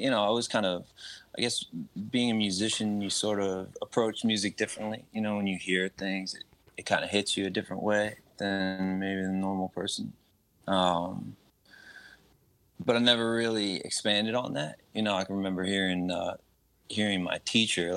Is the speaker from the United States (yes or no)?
yes; West Chester, Pennsylvania, United States; moved away as an adult; now in New York, United States; So I'm from the Philadelphia area, Westchester, Pennsylvania. And at the time when I was growing up, it was definitely more suburban and rural than it is now